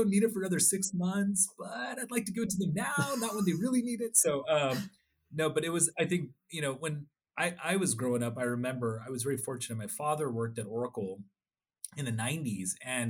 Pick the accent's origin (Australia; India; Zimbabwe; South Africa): India; Odisha; I was from Orissa and I speak Oriya fluently. And I come from a family of people that were very proud of being journalists and social workers in Orissa, but I was also an Indian.